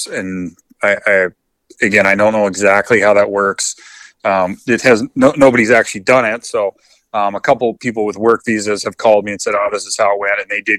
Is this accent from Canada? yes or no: yes; Canada; you can't drive from Calgary to Montana right now as a Canadian resident.